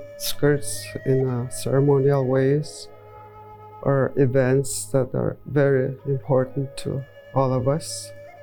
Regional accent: Cross Lake, Manitoba, Canada; Pimicikamak Cree Nation

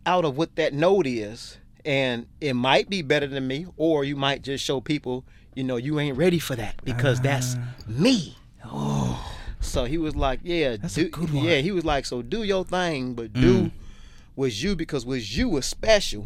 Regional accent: Chicago, Illinois, United States; now in Australia; growing up in the South Side of Chicago

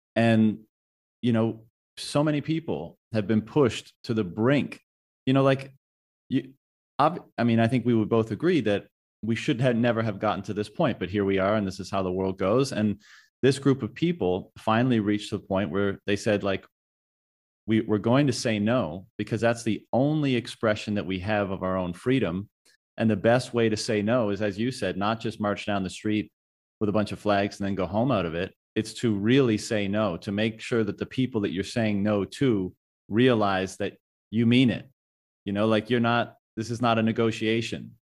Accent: Canada; moved away as an adult; my home country of Canada

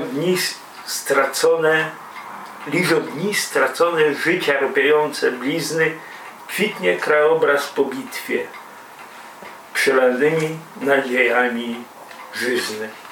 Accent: a village near Białystok, Podlaskie Voivodeship, Poland; Ja też z bardzo prostej rodziny robotniczo-chłopskiej pochodzę i ze wsi, spod Białego Stoku

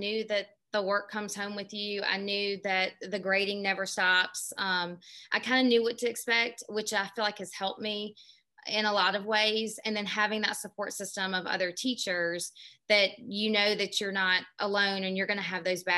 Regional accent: North Augusta, South Carolina, United States; I'm originally from North Augusta, South Carolina, which is right over the border of Augusta, Georgia

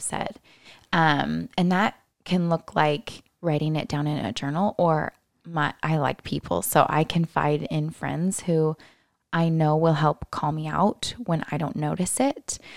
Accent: Lynnwood, Washington, United States; I was raised in the Seattle area, about twenty minutes north in the Linwood Stake

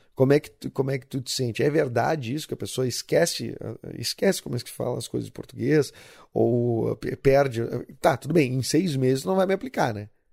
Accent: Rio Grande do Sul, Brazil; do Rio Grande do Sul

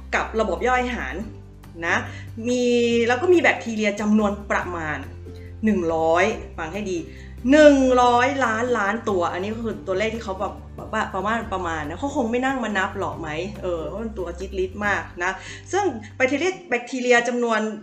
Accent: Northern Thailand, Thailand; คำเมืองบ้านเรา

